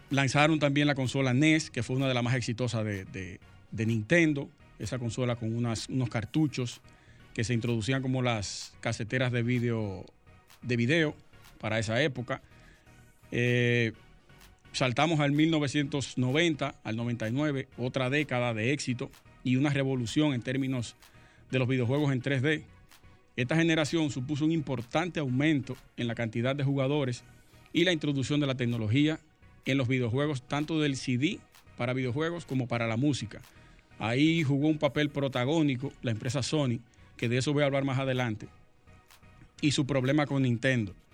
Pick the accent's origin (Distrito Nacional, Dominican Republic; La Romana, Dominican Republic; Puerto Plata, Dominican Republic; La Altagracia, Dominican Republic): Puerto Plata, Dominican Republic; Sosúa; Sí, nosotros somos de allá de Sosúa.